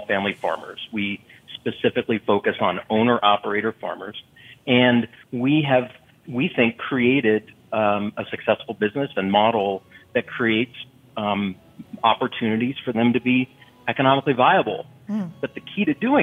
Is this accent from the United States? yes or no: yes; Austin, Texas, United States; my hometown here in Austin, Texas